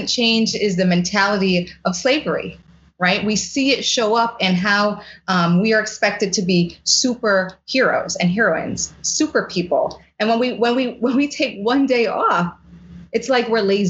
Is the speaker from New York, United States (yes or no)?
yes; New York City, New York, United States; growing up in the Bronx